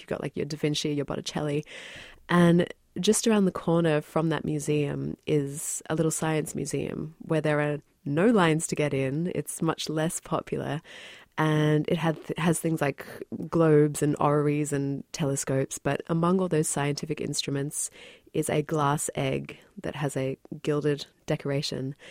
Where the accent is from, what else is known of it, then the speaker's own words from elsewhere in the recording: Australia; moved away as an adult; also born or lived in New Zealand; now in New York, United States; I've lived in New York for, mm, seven years, but I was born in New Zealand and then grew up in Australia.